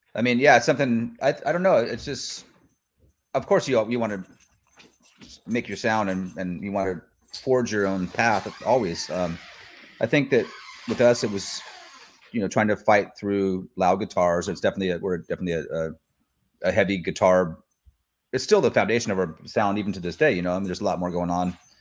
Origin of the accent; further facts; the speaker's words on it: Sacramento, California, United States; also born or lived in Mendocino; now in Sacramento, United States; I'm from Sacramento originally, but I, um, I grew up there. And then I moved back here